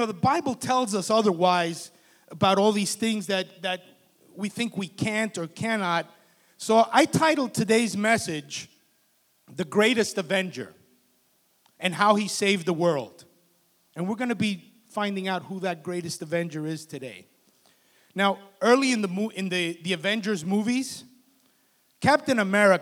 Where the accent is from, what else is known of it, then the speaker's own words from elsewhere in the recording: Union City, New Jersey, United States; I grew up in Union City, New Jersey